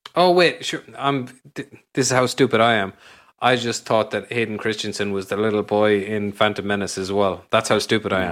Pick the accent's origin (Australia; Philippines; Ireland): Ireland; Ennis, Munster; my hometown in Ireland, in Ennis